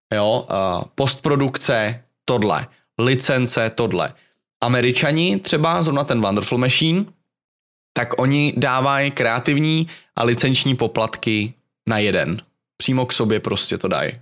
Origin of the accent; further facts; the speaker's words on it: Czechia; jsem Čech